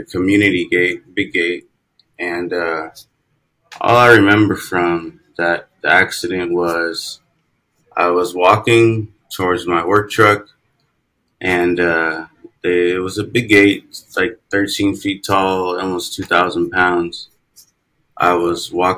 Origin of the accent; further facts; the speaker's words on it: California, United States; also born or lived in Minnesota; now in Houston, United States; I'm originally from California, and I live in Houston, Texas now.